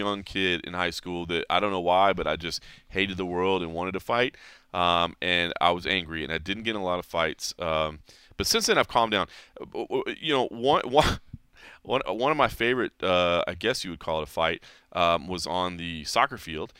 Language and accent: English; DeSoto, Texas, United States; I had a couple run-ins with the local police where I grew up in DeSoto, Texas.